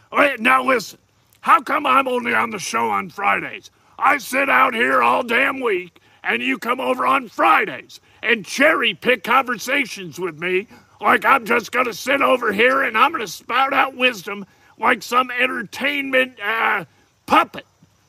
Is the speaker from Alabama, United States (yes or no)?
no; Georgia, United States; now in Indiana, United States; I'm not even from Indiana originally. I'm a piece of hickory from down south in Georgia.